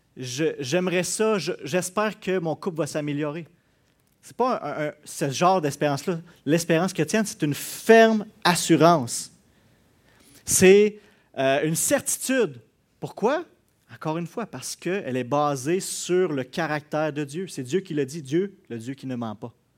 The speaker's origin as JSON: {"language": "French", "region": "Quebec", "country": "Canada", "said": "on est Québécois"}